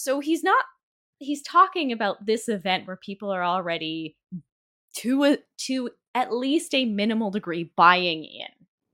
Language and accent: English; Canada; I'm Canadian